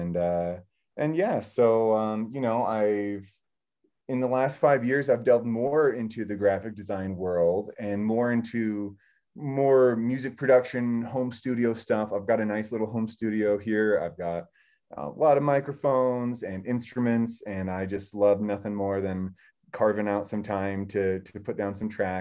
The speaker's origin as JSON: {"language": "English", "town": "Longmont", "region": "Colorado", "country": "United States", "lives_now": "Nederland, United States", "said": "I'm from Longmont, Colorado, originally"}